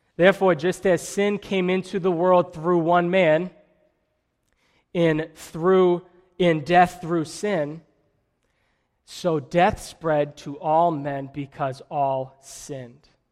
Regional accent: Methuen, Massachusetts, United States; also born or lived in Billerica; I'm from Methuen

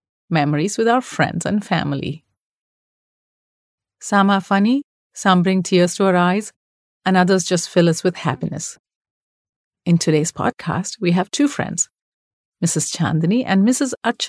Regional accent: Mumbai, Maharashtra, India; The best part about growing up in Bombay, a very diverse city, which is Mumbai now, is that one gets to celebrate so many different holidays and taste a variety of food.

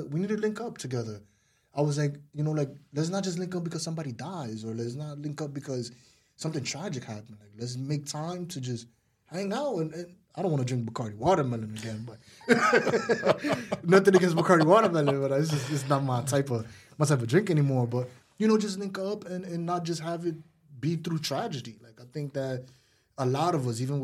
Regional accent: United States; I'm American

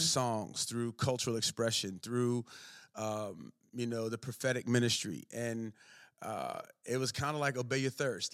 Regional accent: Maryland, United States; moved away; I grew up, was born and raised in Maryland

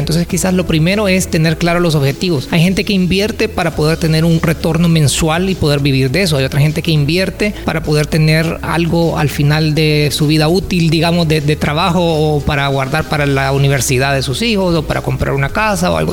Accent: Santa Ana, El Salvador; moved away as an adult; also born or lived in San Salvador; Yo soy de Santa Ana y vivía en San Salvador.

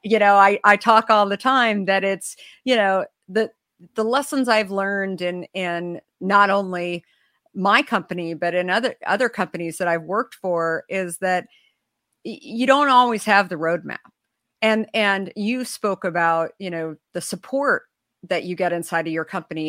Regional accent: Arizona, United States; I grew up in Arizona

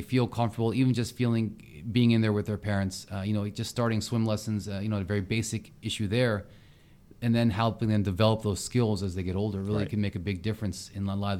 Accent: Ocean City, Maryland, United States; And I grew up near Ocean City, Maryland. So I'm going to give a little shout out to my old hometown.

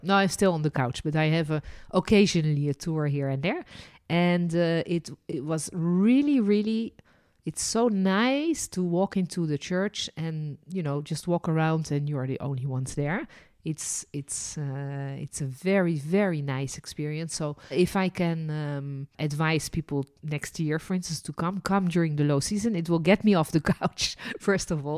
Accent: Netherlands; also born or lived in France; now in Jerusalem, Israel; And I was born in Holland.

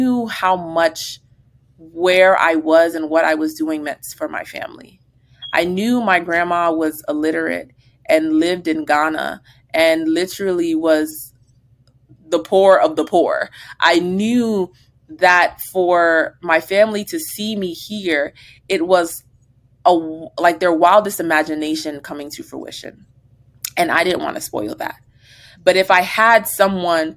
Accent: New Jersey, United States; moved away as an adult; also born or lived in Virginia; we're from New Jersey

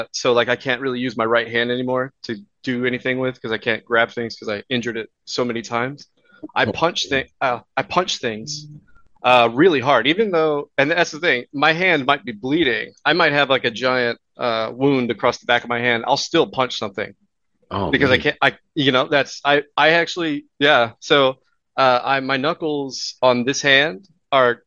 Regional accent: Houston, Texas, United States; moved away as an adult; also born or lived in Louisiana / New York / Oklahoma; now in Vancouver, Canada; I was born in Houston, raised in Texas.

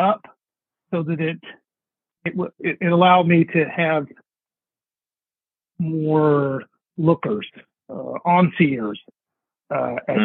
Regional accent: West Virginia, United States; moved away; I grew up in West, by God, Virginia. I'm a West Virginia guy.

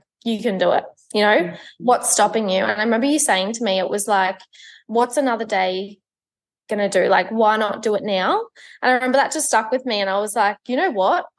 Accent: Melbourne, Victoria, Australia; I am 22 years old. I'm from Melbourne.

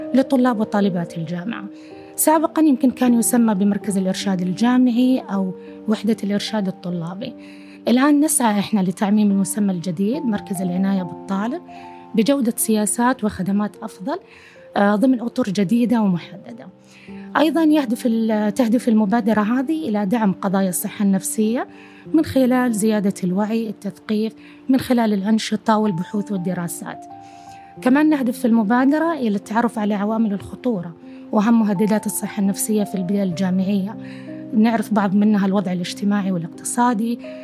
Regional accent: Saudi Arabia; إحنا كشعب سعودي كمواطنين

